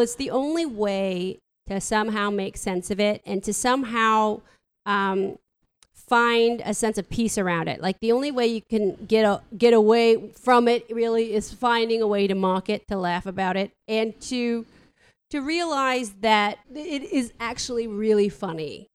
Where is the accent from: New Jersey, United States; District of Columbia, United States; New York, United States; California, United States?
California, United States; San Francisco; I'm from here, you know, I'm from San Francisco